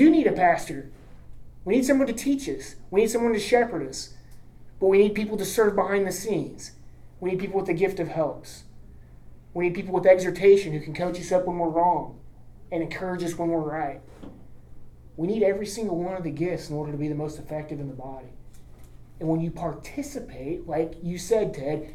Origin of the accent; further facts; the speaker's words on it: Enid, Oklahoma, United States; When I was growing up in the Southern Baptist Church in Enid